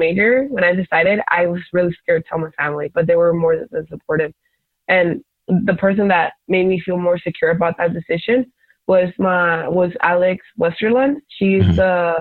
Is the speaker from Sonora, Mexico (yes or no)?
no; Tijuana, Baja California, Mexico; also born or lived in San Diego; I was not raised in the States. I was raised in Mexico